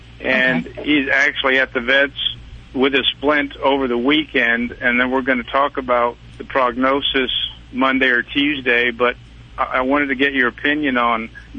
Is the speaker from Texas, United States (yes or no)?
yes; Temple, Texas, United States; in Houston visiting, but we are from Temple.